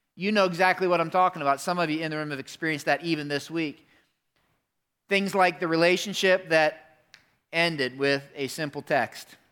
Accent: Pennsylvania, United States; moved away; I grew up in Pennsylvania

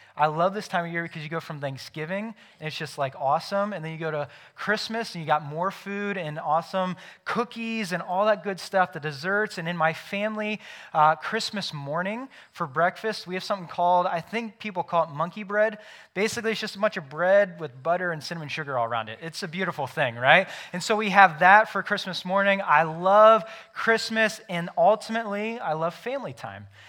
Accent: United States; I am an American because I was born in the United States of America

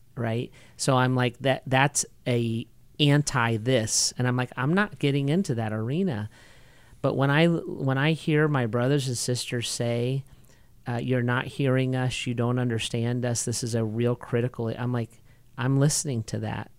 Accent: United States; as an American

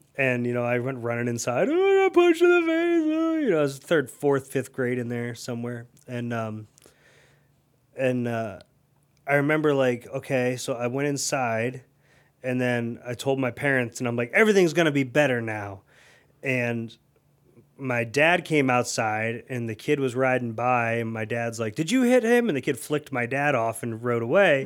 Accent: Akron, Ohio, United States; also born or lived in Tallmadge, Ohio; I grew up in Elliott

